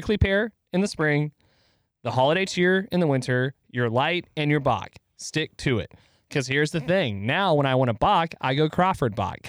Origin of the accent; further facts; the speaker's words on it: Ireland; I'm Irish. That's why you can't understand me.